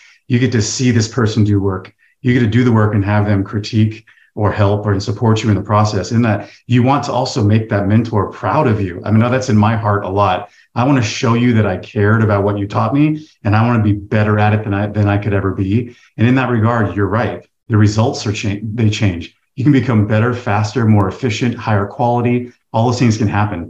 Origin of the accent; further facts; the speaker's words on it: the South, United States; now in San Diego, United States; I'm from the South, so I have a little bit tighter community around me